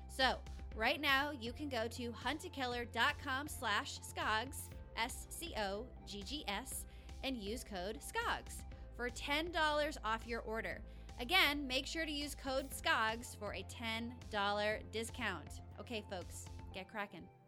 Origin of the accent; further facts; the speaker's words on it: Rhode Island, United States; moved away as an adult; also born or lived in Los Angeles, California; I grew up in Rhode Island, the tiniest state